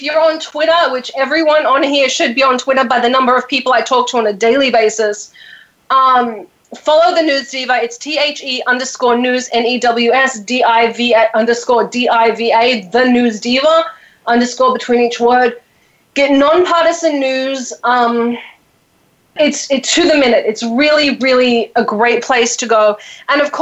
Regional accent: Australia; I'm from Australia

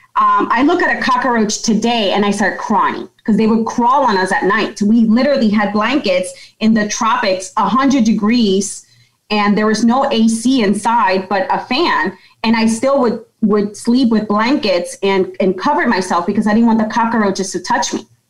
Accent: Yonkers, New York, United States; I'm originally from Yonkers in New York

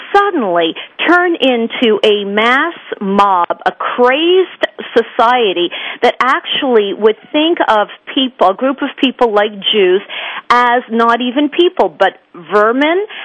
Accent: Montreal, Quebec, Canada; when I was growing up in Montreal

